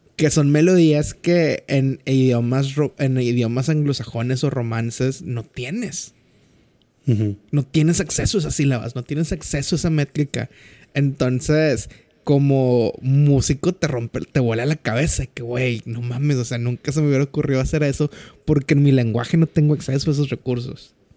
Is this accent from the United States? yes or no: no; Mexico; En México, nuestro crush como mexicanos es …